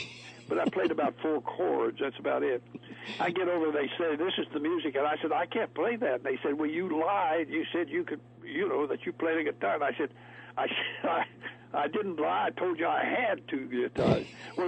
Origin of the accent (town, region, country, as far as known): Corydon, Indiana, United States; born or raised there; also born or lived in Kentucky; now in Hickory, United States